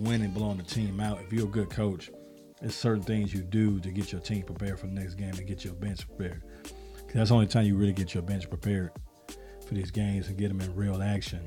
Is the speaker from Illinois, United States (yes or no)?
yes; Chicago, Illinois, United States; I'm from South Side of Chicago